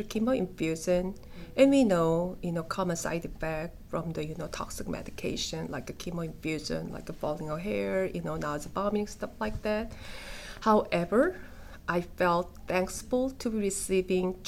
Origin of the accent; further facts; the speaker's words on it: South Korea; moved away; I'm from South Korea